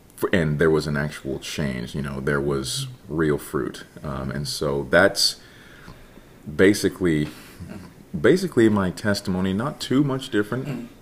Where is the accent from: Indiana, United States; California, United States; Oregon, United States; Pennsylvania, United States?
Indiana, United States; Ireland; also born or lived in Jasper, Indiana; I grew up in Jasper, Indiana, that okay. that area specifically Ireland, Indiana, okay. very very small town